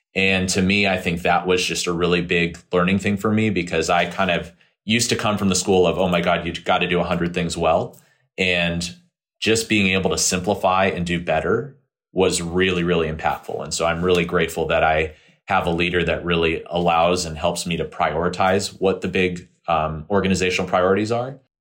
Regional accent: California, United States; moved away as an adult; move back to my home state of California

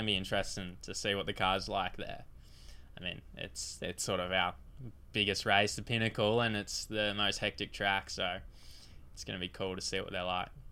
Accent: Queensland, Australia; a very proud Queenslander

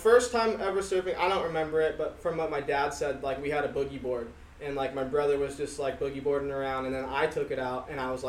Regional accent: Long Beach, California, United States; I grew up like South Long Beach, kind of on the border of Orange County. So like I was really close to the beach and like not like Long Beach, but like close to Seal Beach too.

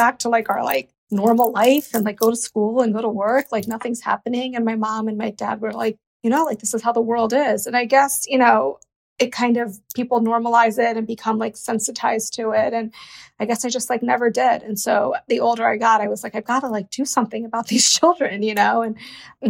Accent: United States; I am of Indian descent. And though even though I grew up in America

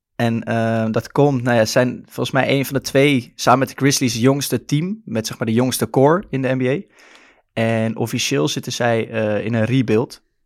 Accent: Amsterdam, North Holland, Netherlands; accent: Amsterdam; Ik ben geboren en getogen in Amsterdam, zoals je waarschijnlijk wel kan horen aan mijn accent af en toe

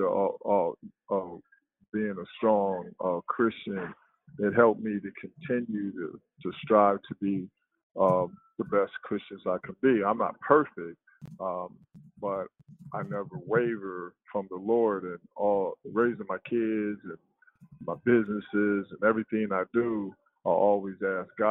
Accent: Los Angeles, California, United States; also born or lived in Harlem, New York; I'm a kid from Harlem, New York, and my mother and my father moved to Los Angeles expecting to raise me in a better position. And I wind up living in Watts

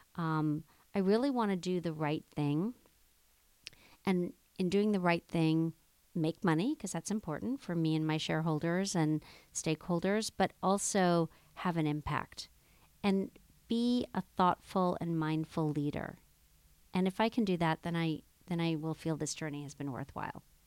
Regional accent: Jamaica; I grew up in Jamaica, West Indies, in the Blue Mountains

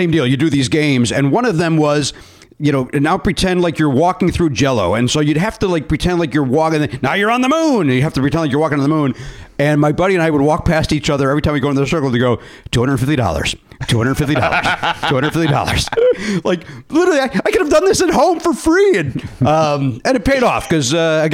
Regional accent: Chicago, Illinois, United States; moved away; I was probably gone from Chicago by then

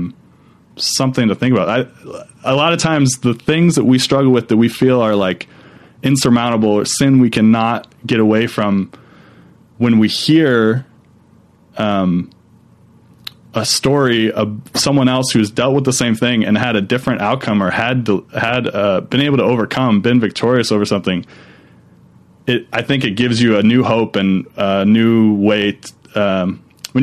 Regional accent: Minnesota, United States; I grew up in Minnesota, but my family is from Texas

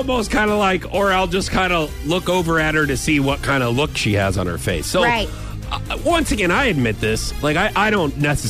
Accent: St. Louis, Missouri, United States; I am from St. Louis.

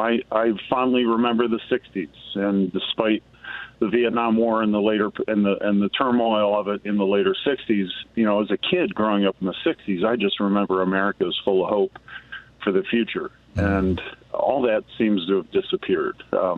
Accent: State College, Pennsylvania, United States; moved away; I'm originally from State College, Pennsylvania. It's in the geographic center of the state.

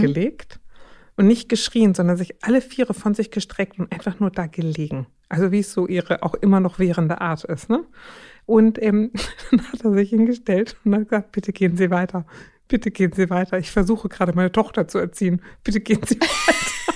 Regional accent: Schleswig-Holstein, Germany; moved away; Ich bin ja aus Schleswig-Holstein gebürtig

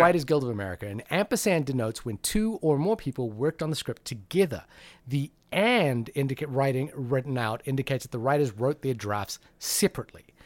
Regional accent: New Zealand; also born or lived in Fiji; now in United States; I've always thought of myself as a New Zealander

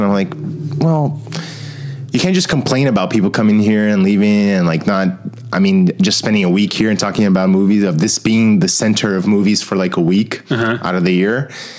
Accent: Brasília, Federal District, Brazil; now in United States; Like, I'm from Brasilia, which is the capital of Brazil, and not at all a touristy city

